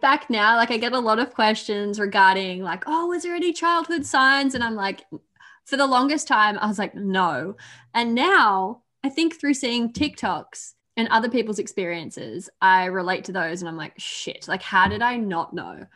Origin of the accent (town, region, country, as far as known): Australia; accent: Aussie